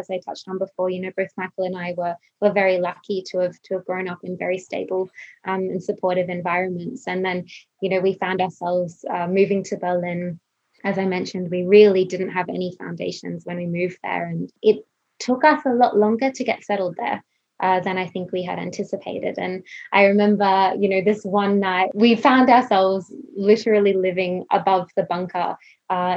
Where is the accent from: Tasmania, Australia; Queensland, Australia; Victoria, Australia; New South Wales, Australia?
Queensland, Australia; also born or lived in Sunshine Coast / Emerald / Brisbane; I grew up in Queensland, so I was born on the Sunshine Coast and then spent a lot of my childhood in Emerald.